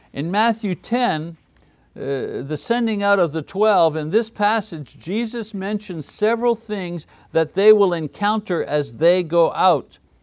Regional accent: Montreal, Quebec, Canada; moved away; Montreal, my hometown in French Canada

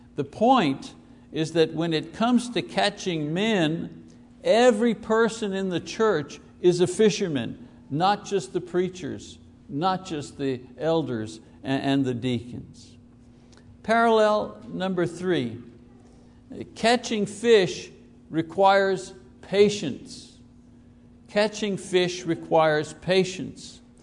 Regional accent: Montreal, Quebec, Canada; I was born in the Jewish, Greek, Italian neighborhood, Park Extension it was called. It was the inner city

